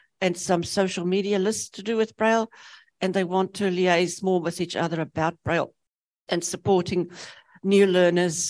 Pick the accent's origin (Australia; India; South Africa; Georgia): South Africa; also born or lived in Namibia; now in New Zealand; I grew up in South Africa, we used the UK system for maths. So when I came to New Zealand